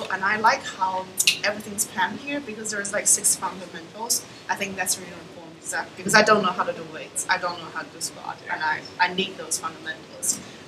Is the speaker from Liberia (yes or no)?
no; China; now in Jersey City, United States